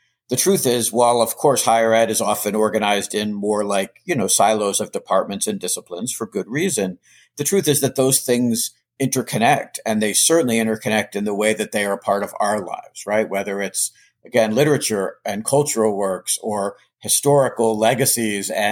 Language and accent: English; Charlottesville, Virginia, United States; now in Boston, United States; I grew up in Virginia, childhood in Virginia